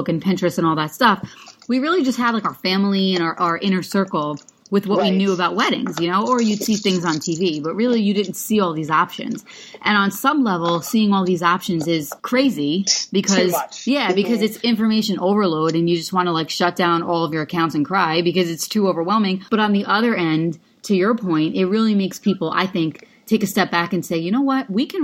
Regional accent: New York, United States; I'm from New York too.

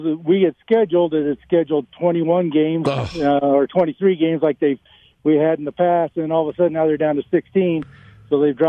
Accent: Buena Park, California, United States; moved away; I grew up in Buena Park, so high school in Fullerton

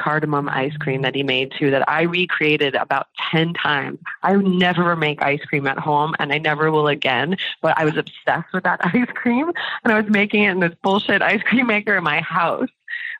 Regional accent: New York, United States; I'm a New Yorker, so it's going to be hard for me to tear the Band-Aid off

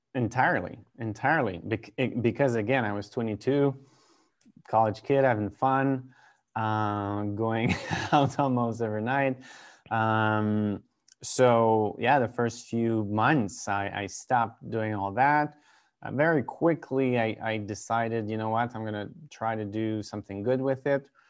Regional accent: Quebec, Canada; also born or lived in Vancouver, British Columbia / Rhode Island, United States; I grew up in a pretty small town about an hour east of Quebec City

